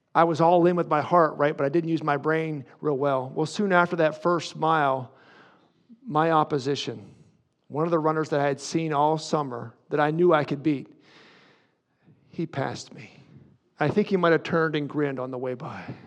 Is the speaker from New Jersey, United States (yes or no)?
no; near Windber, Pennsylvania, United States; a town near my hometown called Winber